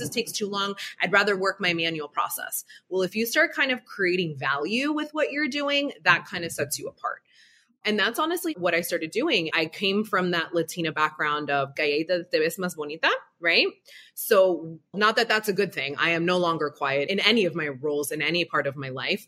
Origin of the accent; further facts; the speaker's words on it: Broward County, South Florida, United States; I grew up very extremely humble beginnings down here in sunny South Florida, Broward County to be exact